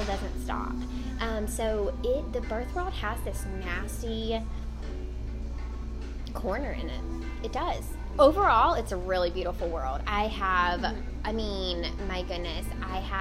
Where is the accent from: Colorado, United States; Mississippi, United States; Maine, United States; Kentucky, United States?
Mississippi, United States; moved away; I'm from Mississippi, and so a lot of my friends are down south